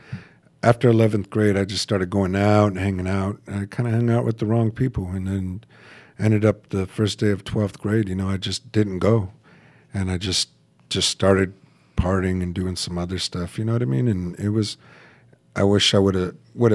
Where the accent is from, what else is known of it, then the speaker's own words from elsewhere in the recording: Fontana, California, United States; also born or lived in Bloomington, California / Rialto, California / San Bernardino; I was born in 1974 in Kaiser Hospital in Fontana, California